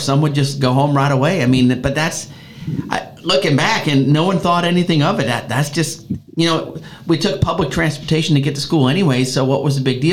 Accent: Chicago, Illinois, United States; moved away; I grew up in Chicago

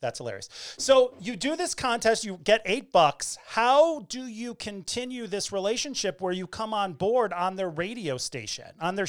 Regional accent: New England, United States; moved away; also born or lived in Orlando, Florida / San Francisco; I'm originally from New England, but I lived in Florida for 25 years in Orlando. And we left Orlando in 2012 and moved to San Francisco.

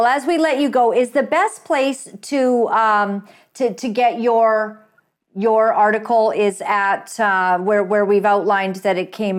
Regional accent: Canada; In fact, myself as a Canadian, I've been very offended to be called racist so many times

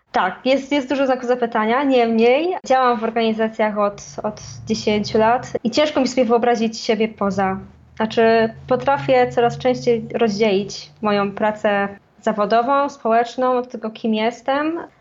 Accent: Poland

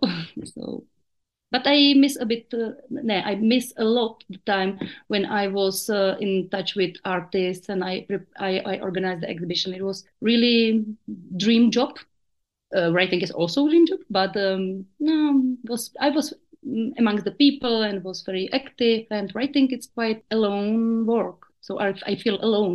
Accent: Brno, South Moravian Region, Czechia; English is a second language; I come from South Moravia, which is known in my country like very traditional region where people are close to folklore and nature. And after my parents divorced, I went with my mother to the town and then for my studies to the city

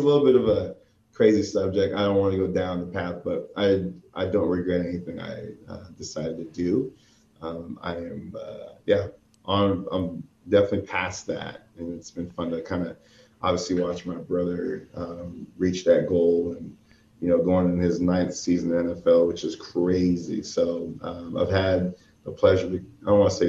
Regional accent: Boca Raton, Florida, United States; moved away as an adult; also born or lived in Corvallis, Oregon; Growing up in Boca Raton, it's probably like 45 minutes north of Miami

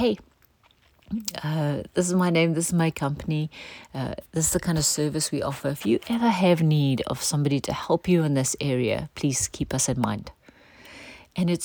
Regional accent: South Africa; a part of how we grew up in culture in South Africa

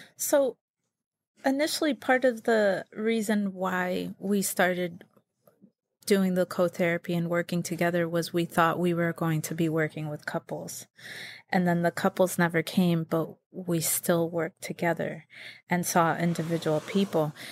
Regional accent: Connecticut, United States; moved away as an adult; I was raised in Connecticut

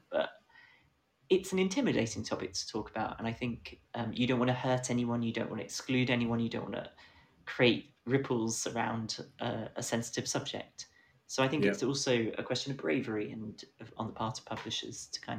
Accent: the Fens, East of England, United Kingdom; accent: Fen; I'm trying I, hard I, to suppress my Fen accent

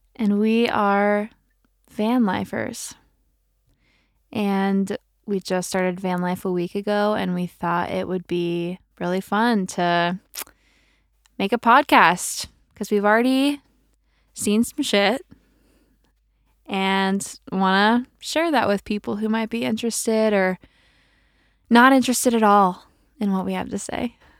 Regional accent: outside Champaign, Illinois, United States; moved away as an adult; also born or lived in Chicago; I'm from Small town of Champaign, Illinois. Not even Champaign. Way smaller than that outside of Champaign.

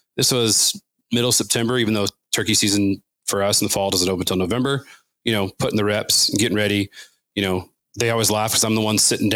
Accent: Southern California, United States; growing up in Southern California

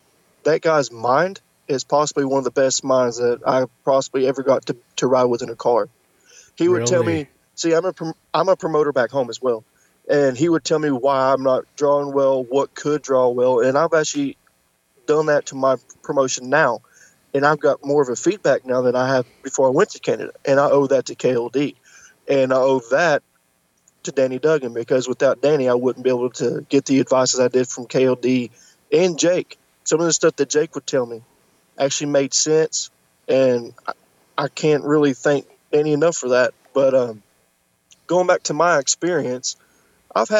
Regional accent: Tennessee, United States; I'm from Tennessee

